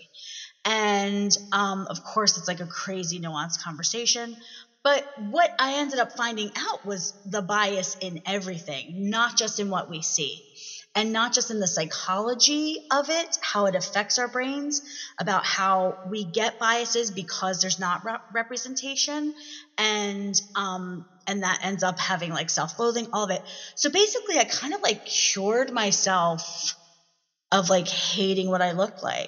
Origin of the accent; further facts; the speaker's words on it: Philadelphia, Pennsylvania, United States; also born or lived in Delaware County, Pennsylvania; I'm from Philly